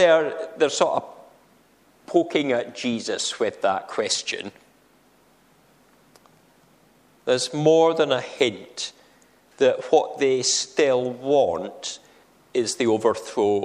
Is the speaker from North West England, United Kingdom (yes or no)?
no; a town near the Scottish-English border, Scotland, United Kingdom; I say that coming from a town that's close to a border. And I'm proud of which side of the border I was born on